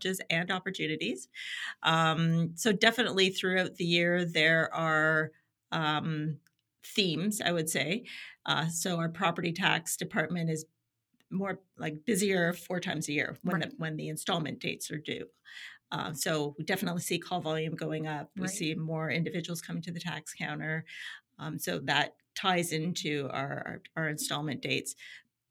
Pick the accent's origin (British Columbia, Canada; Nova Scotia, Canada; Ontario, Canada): Ontario, Canada; Niagara-on-the-Lake; now in Ajax, Canada; I am originally from Niagara-on-the-Lake